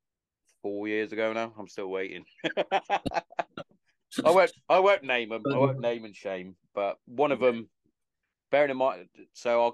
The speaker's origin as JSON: {"language": "English", "town": "Hereford", "region": "West Midlands", "country": "United Kingdom", "said": "I'm from Hereford"}